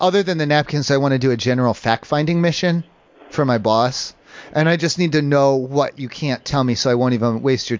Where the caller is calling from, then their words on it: San Diego, California, United States; I'm calling from San Diego.